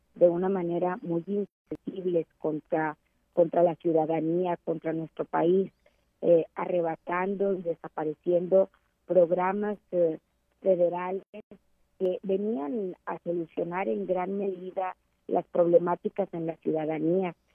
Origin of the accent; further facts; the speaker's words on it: San Buenaventura, Coahuila, Mexico; 17 como notario público aquí en mi municipio, en mi pueblo natal, San Buenaventura